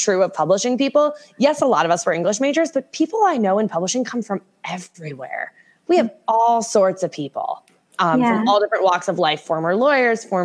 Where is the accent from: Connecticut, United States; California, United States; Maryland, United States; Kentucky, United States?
Connecticut, United States; Southern; I grew up in Connecticut, Southern Connecticut